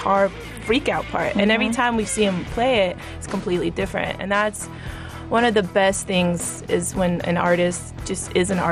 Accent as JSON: {"language": "English", "region": "the South", "country": "United States", "also_born_or_lived": "Atlanta, Georgia", "said": "we're from the South."}